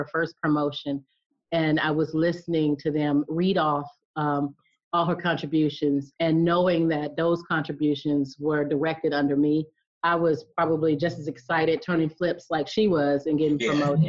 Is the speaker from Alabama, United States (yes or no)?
yes; Alabama, United States; I'm from the South, so I'm from Alabama. And so growing up, playing out in the yard